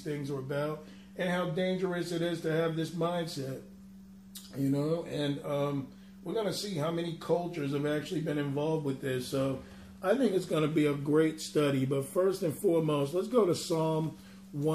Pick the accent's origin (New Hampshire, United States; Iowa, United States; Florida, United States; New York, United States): New York, United States; New York City; growing up in Brooklyn